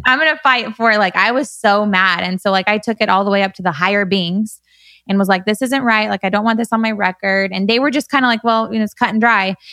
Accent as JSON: {"language": "English", "town": "Bakersfield", "region": "California", "country": "United States", "tie": "born or raised there", "moved": "as an adult", "lives_now": "Newport Beach, United States", "said": "growing up in Bakersfield"}